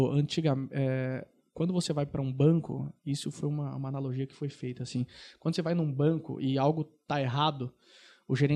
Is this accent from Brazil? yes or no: yes; Londrina, Paraná, Brazil; eu vou dar até um passo atrás, porque eu sou de Londrina, não falei isso.